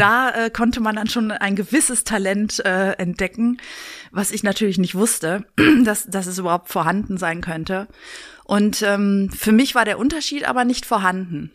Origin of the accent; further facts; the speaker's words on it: Berlin, Germany; Berlin ist meine Heimat